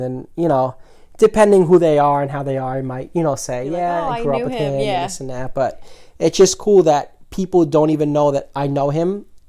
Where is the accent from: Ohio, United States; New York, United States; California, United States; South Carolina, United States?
New York, United States; New York City; Staten Island. That's the streets we grew up in.